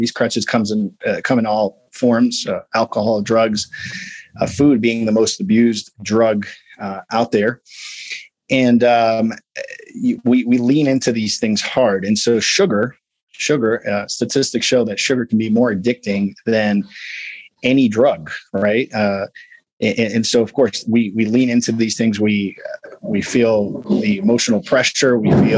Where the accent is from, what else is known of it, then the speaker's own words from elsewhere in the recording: Midwest, United States; I'm big bone. I'm from the Midwest. My mom was obese. My dad was obese.